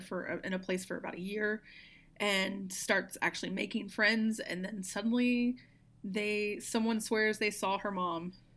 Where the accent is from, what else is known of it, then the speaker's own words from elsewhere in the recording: Arkansas, United States; moved away; also born or lived in outside of Memphis, Tennessee; I'm originally from Arkansas